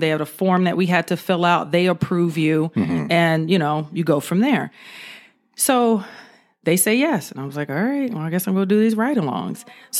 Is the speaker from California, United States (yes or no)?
yes; California, United States; also born or lived in Georgia; So basically, I was living in Georgia. That's where I'm originally from California, but I spent a lot of time in Georgia. So that's where I did my high school, college, and first police department years.